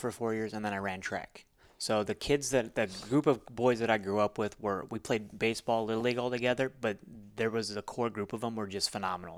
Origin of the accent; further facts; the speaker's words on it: Alamo, Nevada, United States; moved away as an adult; also born or lived in Missouri; I tell people I'm from Vegas 'cause if I told you my hometown, nobody would ever understand what Alamo, Nevada is like.